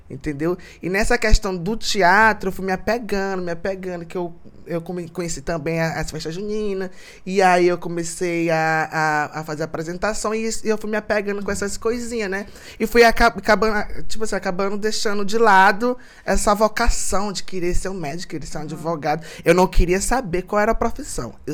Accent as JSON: {"language": "Portuguese", "town": "Imperatriz", "region": "Maranhão", "country": "Brazil", "tie": "born or raised there", "said": "Nasci em Imperatriz. Nasci, nasci aqui, morei aqui. Muita gente pensa que eu, eu fui embora, que eu não sou daqui. Muitos confundem, porque a minha família é de Codó."}